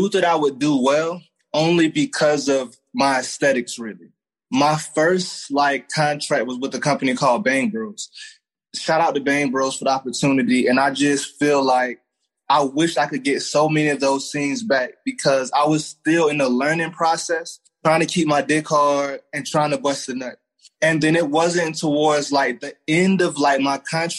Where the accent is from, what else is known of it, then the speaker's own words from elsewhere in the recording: Raleigh, North Carolina, United States; I'm from Raleigh, North Carolina